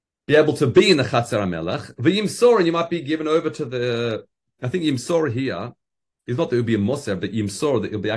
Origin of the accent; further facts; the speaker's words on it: Australia; being an Australian